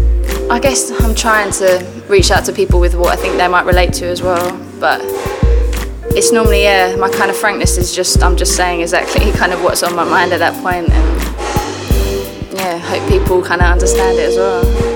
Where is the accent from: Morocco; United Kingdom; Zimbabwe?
United Kingdom; accent: British; having my British accent